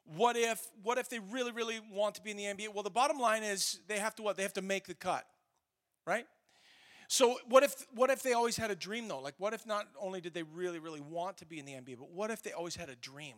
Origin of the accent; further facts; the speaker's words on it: Canada; we're Canadian